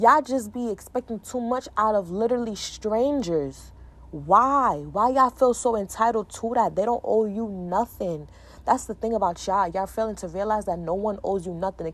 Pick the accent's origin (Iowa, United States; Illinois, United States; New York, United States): New York, United States; I'm from New York